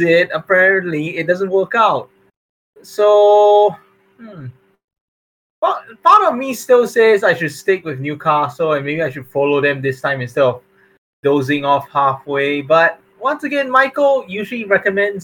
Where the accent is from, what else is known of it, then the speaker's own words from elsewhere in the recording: Singapore; I'm Singaporean and he's Singaporean